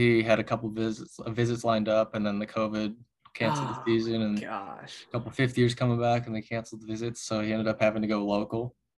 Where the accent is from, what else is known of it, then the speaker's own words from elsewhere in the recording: Arizona, United States; also born or lived in Idaho; So my family lives in Arizona right now, but I'd say I grew up more so in Idaho.